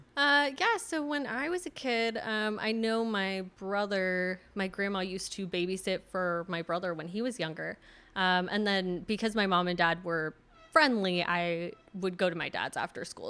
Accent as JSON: {"language": "English", "town": "Redwood City", "region": "California", "country": "United States", "tie": "born or raised there", "said": "I grew up in Redwood City"}